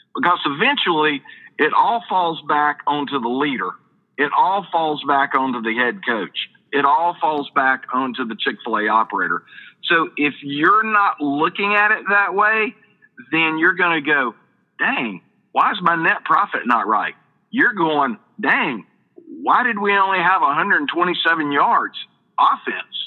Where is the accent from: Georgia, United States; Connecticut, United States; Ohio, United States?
Georgia, United States; Perry; I'm from Perry, Georgia